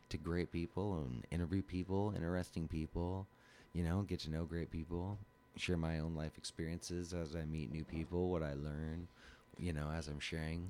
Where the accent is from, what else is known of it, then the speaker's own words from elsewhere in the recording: Alaska, United States; moved away as an adult; also born or lived in Bellingham, Washington; now in Portland, United States; Moved to Alaska when I was about 2 years old.